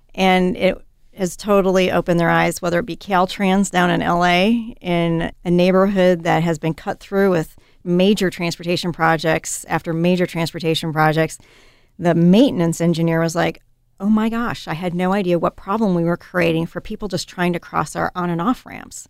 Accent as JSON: {"language": "English", "region": "Midwest", "country": "United States", "tie": "born or raised there", "also_born_or_lived": "Wisconsin / Washington State", "moved": "as an adult", "lives_now": "Oregon, United States", "said": "growing up in the Midwest"}